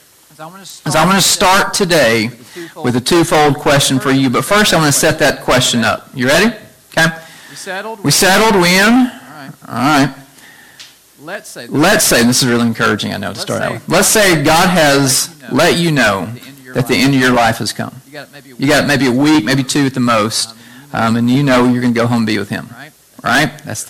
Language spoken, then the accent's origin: English; Chattanooga, Tennessee, United States; we grew up together in Chattanooga from about eighth grade until now